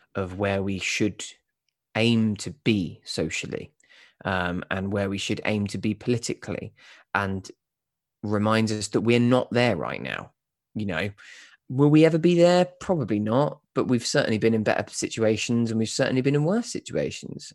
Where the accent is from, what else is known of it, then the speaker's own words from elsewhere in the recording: Kent, South East England, United Kingdom; now in London, United Kingdom; I'm not actually from London. I'm from just outside. I'm from Kent.